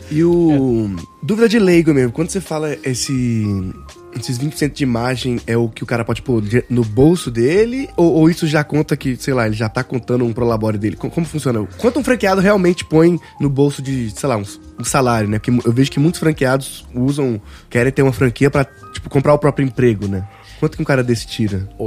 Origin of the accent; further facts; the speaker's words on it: Governador Valadares, Minas Gerais, Brazil; Eu sou de Vadares, né? Agora eu tô Vadares, interior.